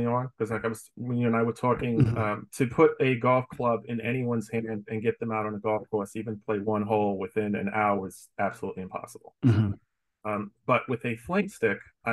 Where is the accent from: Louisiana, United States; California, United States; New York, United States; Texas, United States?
New York, United States; moved away as an adult; also born or lived in Atlanta, Georgia; now in Florida, United States; growing up in New York